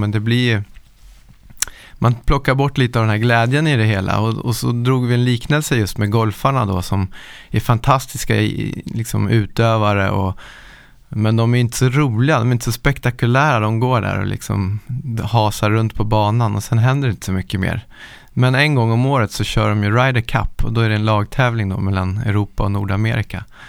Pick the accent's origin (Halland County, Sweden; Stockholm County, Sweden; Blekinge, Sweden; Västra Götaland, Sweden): Stockholm County, Sweden; Nacka; Jag är uppvuxen i Nacka utanför Stockholm